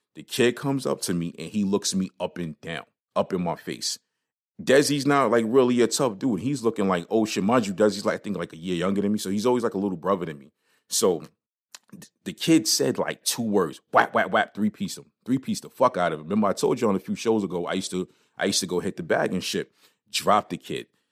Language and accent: English; New York City, New York, United States; when I was growing up in Brooklyn